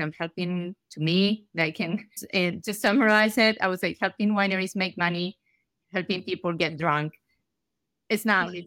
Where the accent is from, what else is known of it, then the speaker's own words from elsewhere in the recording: Argentina; moved away as an adult; now in United States; I'm from Argentina.